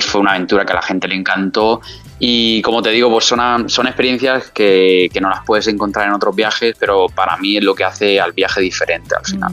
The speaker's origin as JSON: {"language": "Spanish", "town": "San Miguel de Salinas", "region": "Valencian Community", "country": "Spain", "tie": "born or raised there", "also_born_or_lived": "Murcia / England", "moved": "as an adult", "lives_now": "Madrid, Spain", "said": "hasta el año pasado yo estaba viviendo en, mi pueblo, en San Miguel de Salinas"}